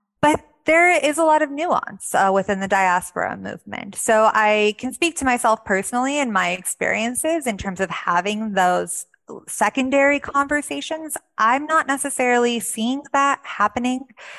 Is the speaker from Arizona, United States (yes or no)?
no; Texas, United States; also born or lived in DMV area (Washington, D.C. metropolitan area); now in Washington, D.C., United States; I come from Texas, another state with a large Iranian American population.